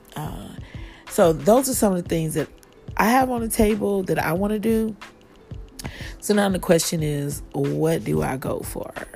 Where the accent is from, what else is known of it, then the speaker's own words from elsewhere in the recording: Kansas City, Missouri, United States; now in Atlanta, United States; Live here in Atlanta, but of course, I am from Kansas City, Missouri, and I am headed home in a couple of weeks